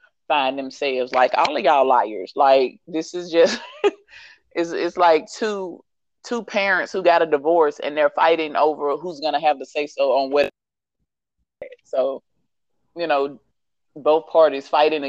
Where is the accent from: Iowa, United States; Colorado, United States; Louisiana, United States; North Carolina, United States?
Louisiana, United States; moved away as an adult; now in Dallas, United States; once we left my hometown in Louisiana, came to Dallas